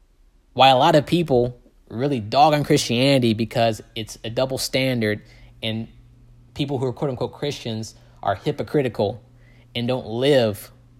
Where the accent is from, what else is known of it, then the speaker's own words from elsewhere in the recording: the South, United States; especially growing up in the Bible Belt in the South, the most divided places are the churches